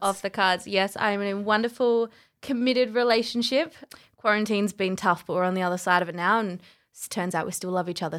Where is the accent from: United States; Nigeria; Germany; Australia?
Australia; Adelaide, South Australia; also born or lived in Canada; I'm from Adelaide.